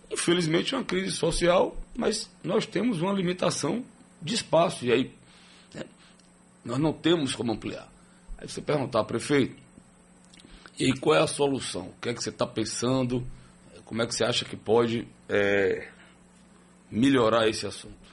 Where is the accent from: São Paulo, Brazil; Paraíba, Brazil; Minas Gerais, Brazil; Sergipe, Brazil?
Sergipe, Brazil; Aracaju; eu sou de Aracaju.